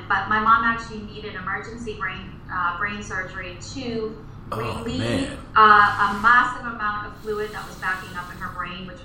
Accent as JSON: {"language": "English", "town": "Reading", "region": "Massachusetts", "country": "United States", "tie": "born or raised there", "said": "in our town that I grew up in Reading, Massachusetts, I am from Massachusetts, still live here"}